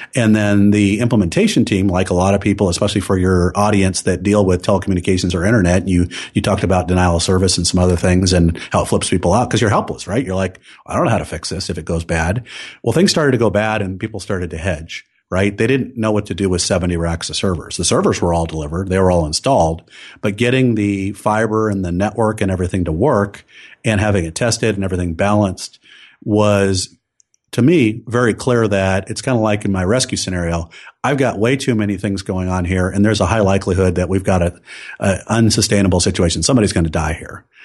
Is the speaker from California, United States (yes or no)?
yes; Silicon Valley, California, United States; I grew up in Silicon Valley